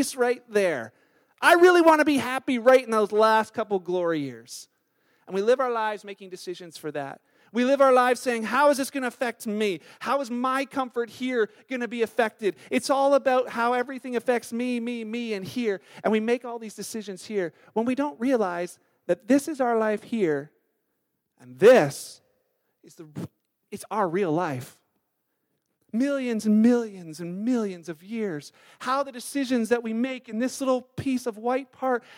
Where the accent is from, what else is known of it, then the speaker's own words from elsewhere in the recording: Canada; being Canadian